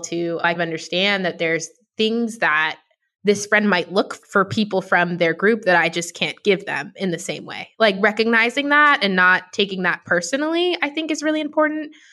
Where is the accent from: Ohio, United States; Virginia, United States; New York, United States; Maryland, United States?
New York, United States; New York City; I grew up in New York City